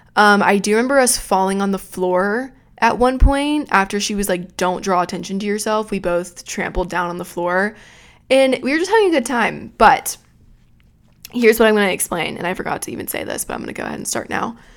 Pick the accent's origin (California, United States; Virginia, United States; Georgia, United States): Georgia, United States; now in Florida, United States; I grew up in Georgia